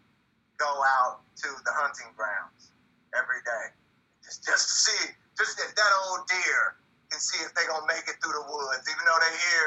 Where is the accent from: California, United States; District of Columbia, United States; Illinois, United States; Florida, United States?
California, United States; Oakland; also born or lived in New York; now in Paris, France; I grew up in Oakland and was in public schools